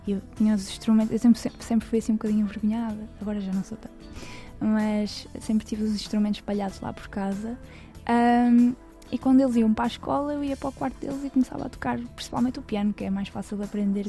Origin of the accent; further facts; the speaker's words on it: Cabeceiras de Basto, Braga, Portugal; na minha terra, em Cabeceiras